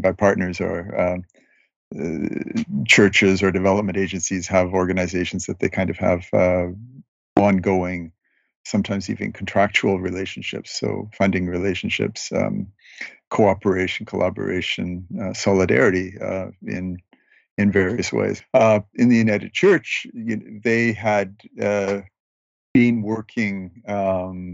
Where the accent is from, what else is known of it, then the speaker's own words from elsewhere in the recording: Canada; I am a journalist from Canada